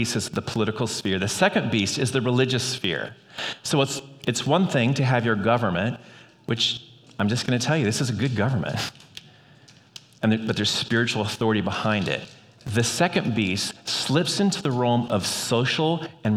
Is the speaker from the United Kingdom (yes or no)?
no; United States; as an American